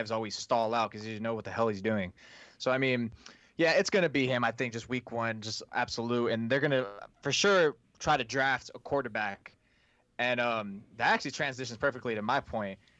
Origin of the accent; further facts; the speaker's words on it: California, United States; just because I'm from the Bay Area where Tom Brady's from.